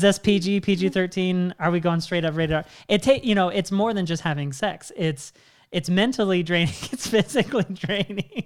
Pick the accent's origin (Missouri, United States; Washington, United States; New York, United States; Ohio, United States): Washington, United States; I'm originally from Washington State